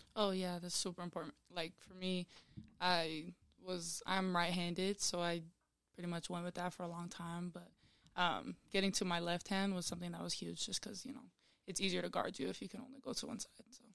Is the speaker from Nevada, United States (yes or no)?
no; Sandy, Utah, United States; I'm from Sandy. I grew up there